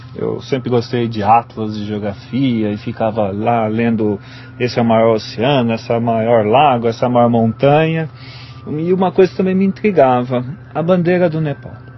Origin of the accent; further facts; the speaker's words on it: Brazil; como um bom brasileiro